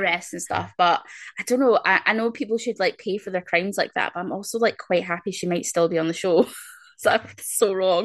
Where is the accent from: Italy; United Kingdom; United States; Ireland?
United Kingdom; Scotland; I'm very very Scottish.